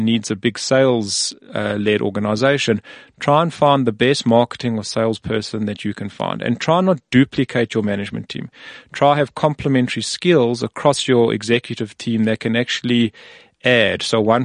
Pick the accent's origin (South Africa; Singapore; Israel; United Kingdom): South Africa; we're from South Africa or Africa